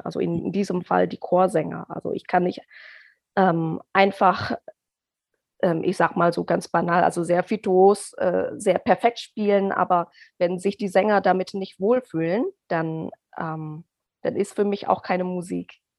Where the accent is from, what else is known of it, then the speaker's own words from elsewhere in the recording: Indonesia; German is a second language; now in Germany; ich komme aus Indonesien. Ich bin da geboren und aufgewachsen